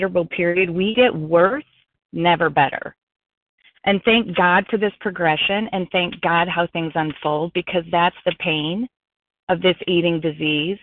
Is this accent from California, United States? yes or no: no; Colorado, United States; now in South Florida, United States; I'm not in Colorado. I'm in South Florida, but I am from Colorado